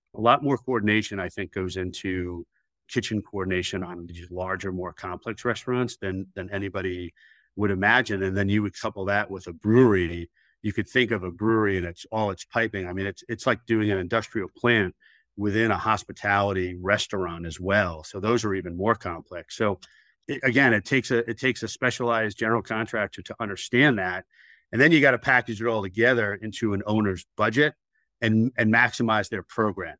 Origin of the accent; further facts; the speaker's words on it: New York City, New York, United States; moved away as an adult; now in Charlotte, United States; I originally was a New York City kid